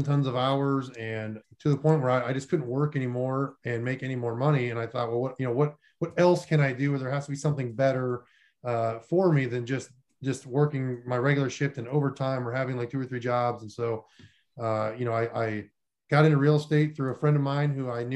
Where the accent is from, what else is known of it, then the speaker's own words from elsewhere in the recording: North Dakota, United States; moved away as an adult; also born or lived in Florida / Columbus, Ohio; I grew up in North Dakota and lived there for most of my life